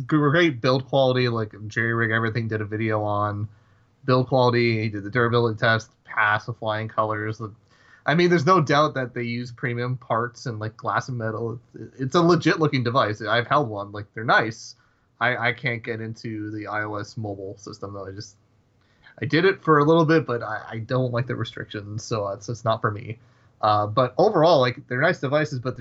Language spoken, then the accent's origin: English; Toronto, Ontario, Canada; we're both from the Toronto area